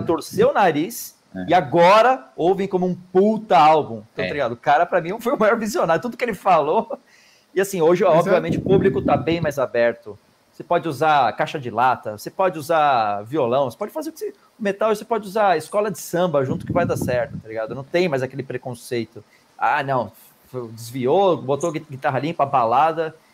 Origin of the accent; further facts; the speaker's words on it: Brazil; a gente é brasileiro